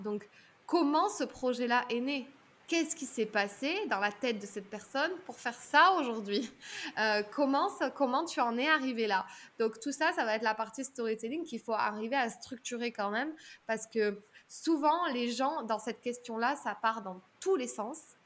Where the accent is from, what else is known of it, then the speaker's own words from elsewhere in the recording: southern France, France; aujourd'hui j'ai 33 ans, je viens du sud de la France